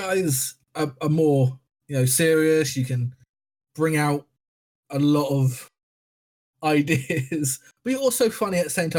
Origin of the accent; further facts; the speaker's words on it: England, United Kingdom; We weren't invited because we're shitty English people.